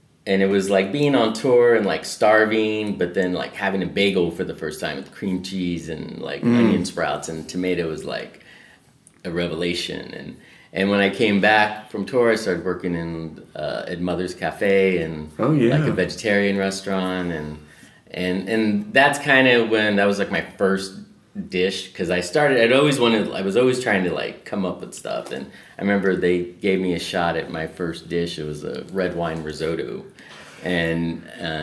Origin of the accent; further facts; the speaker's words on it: San Antonio, Texas, United States; moved away as an adult; also born or lived in Austin, Texas; now in Los Angeles, United States; I left San Antonio, was in Austin